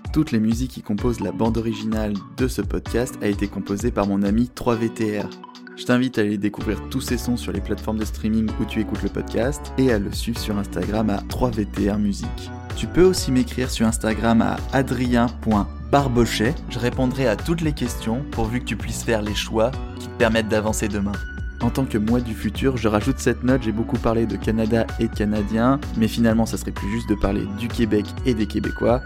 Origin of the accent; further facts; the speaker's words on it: France; en tant que Français